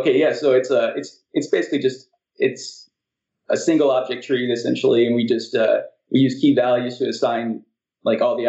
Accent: Indianapolis, Indiana, United States; I'm from Indianapolis, Indiana, the crossroads of America

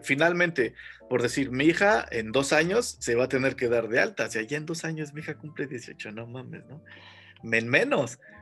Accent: Mexico; nuestro país que cada vez creo es menos o más tercermundista

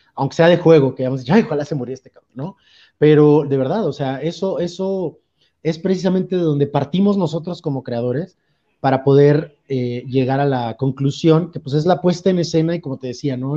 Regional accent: Veracruz, Mexico; now in Mexico City, Mexico; yo soy de Veracruz

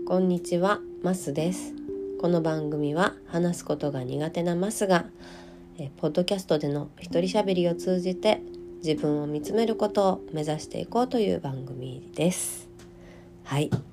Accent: Hyogo, Japan; moved away; お正月は地元に帰っておりまして、地元は兵庫県の、えー、ど真ん中になります。

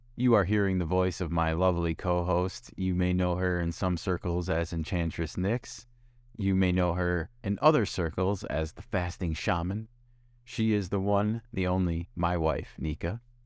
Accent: Midwest, United States; now in West Coast, United States; we come from the Midwest and we live on the West Coast

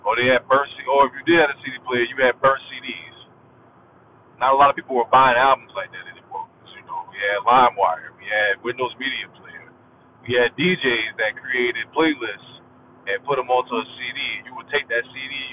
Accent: South Carolina, United States; I'm from South Carolina, I'm from the country. All my uncles, all my dad, they all talk like

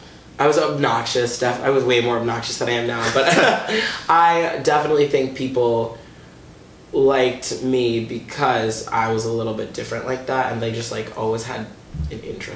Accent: Watertown, Massachusetts, United States; born or raised there

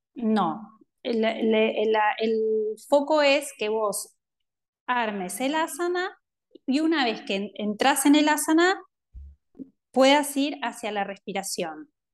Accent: Montevideo, Uruguay; soy de Montevideo, eh, nací en Uruguay y crecí acá.

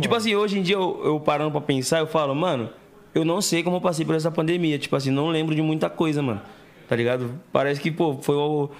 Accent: Santo André, São Paulo, Brazil; eu sou de Santo André

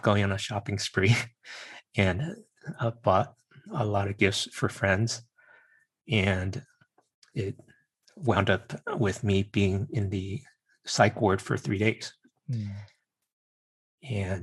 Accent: Virginia, United States; I'm Chinese American and grew up in Virginia

